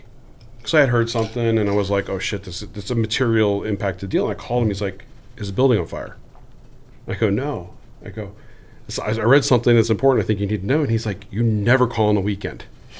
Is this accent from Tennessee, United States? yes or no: no; Del Rio, Texas, United States; I grew up in West Texas in Del Rio.